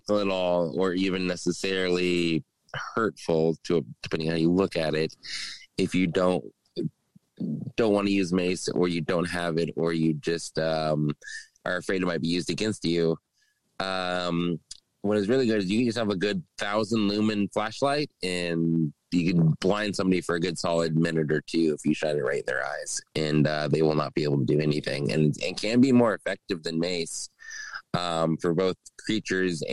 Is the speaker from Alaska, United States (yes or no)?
yes; Alaska, United States; growing up in Alaska